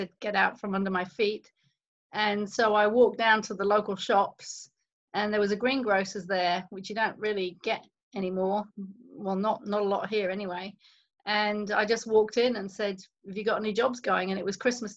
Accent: London, United Kingdom; moved away as an adult; also born or lived in Auckland, New Zealand; now in Queenstown, New Zealand; I grew up in the UK, and people can probably spot that from my accent. And I spent the first 30 years of my life in the UK

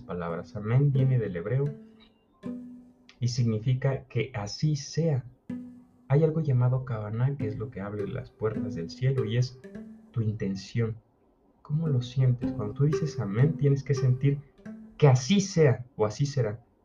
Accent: Mexico; yo soy mexicano

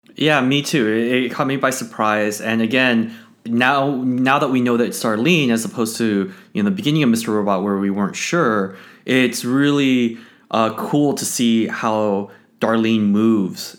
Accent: Los Angeles, California, United States; I grew up in Los Angeles with, with the Lakers

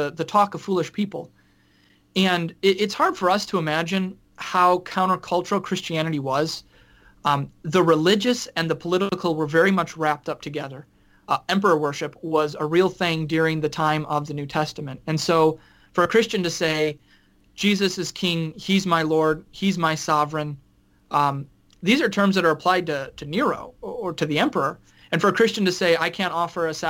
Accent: United States; being an American

